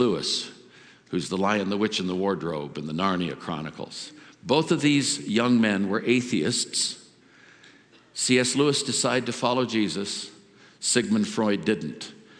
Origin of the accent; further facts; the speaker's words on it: India; I was brought up in India. Everything was a god.